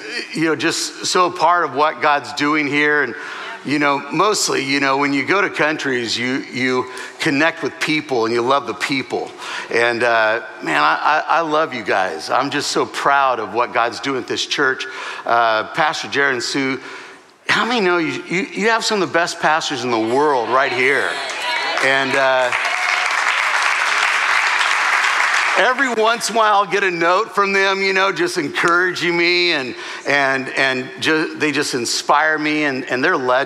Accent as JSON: {"language": "English", "region": "Southern California", "country": "United States", "said": "I'm from Southern California"}